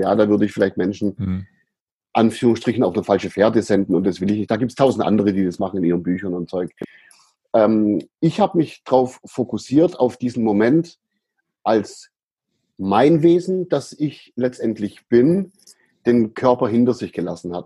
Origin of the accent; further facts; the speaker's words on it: Ehningen/Aidlingen near Sindelfingen, Baden-Württemberg, Germany; in einen Ort gezogen, der sich Eidlingen nennt. Das ist in der, in der mhm. Gegend auch. Und dort habe ich meine Kindheit verbracht